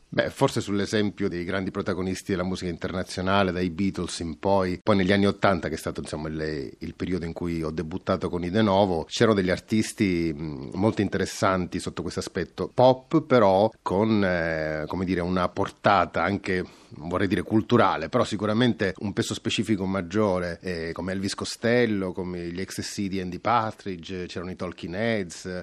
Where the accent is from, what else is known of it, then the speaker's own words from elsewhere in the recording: Sicily, Italy; geneticamente da siciliano anche questo tipo di attitudine